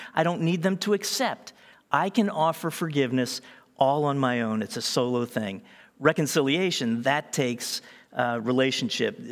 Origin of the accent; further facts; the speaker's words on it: Eastern Seaboard, East Coast, United States; I was born in America on the Eastern Seaboard.